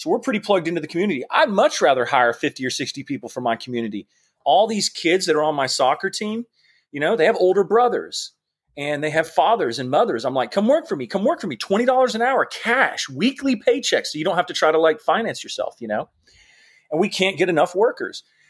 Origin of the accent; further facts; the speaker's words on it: Georgia, United States; I grew up in Georgia. I went to University of Georgia